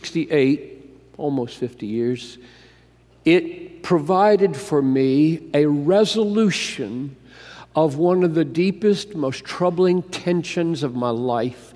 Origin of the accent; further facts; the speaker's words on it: Greenville, South Carolina, United States; moved away; I grew up in Greenville, South Carolina